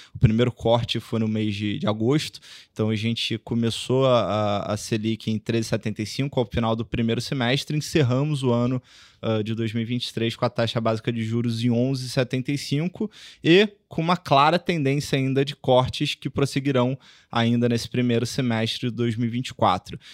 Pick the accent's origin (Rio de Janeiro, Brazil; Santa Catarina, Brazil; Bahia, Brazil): Rio de Janeiro, Brazil; moved away as an adult; now in São Paulo, Brazil; Comecei minha carreira no Rio, sou carioca